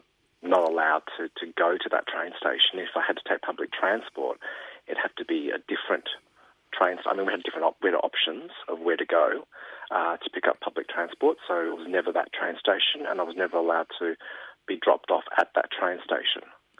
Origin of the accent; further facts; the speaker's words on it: Springvale, Victoria, Australia; We grew up in Springvale.